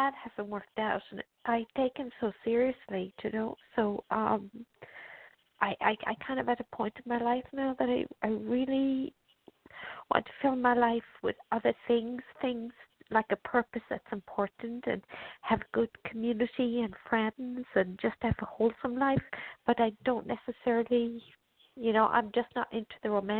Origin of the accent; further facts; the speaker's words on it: Ireland; moved away; I don't know whether to move back to Ireland to my hometown